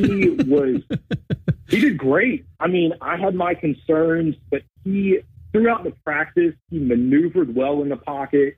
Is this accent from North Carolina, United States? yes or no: yes; North Carolina, United States; also born or lived in Greensboro, North Carolina; now in Wilmington, United States; I am a transplant. So okay. We'll say I am from North Carolina.